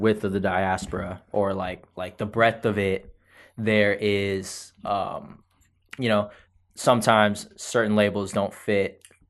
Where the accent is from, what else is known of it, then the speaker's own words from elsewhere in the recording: South Florida, United States; I'm from South Florida, and like, so there's a lot of Haitians by me